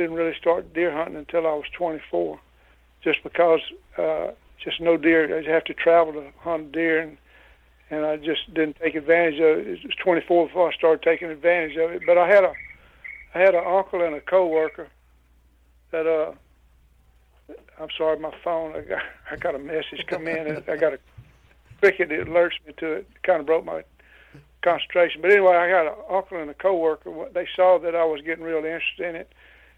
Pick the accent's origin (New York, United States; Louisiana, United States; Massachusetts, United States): Louisiana, United States; I was born and raised in Louisiana, lived here all my life, with a few exceptions when I was on the road working as an electrician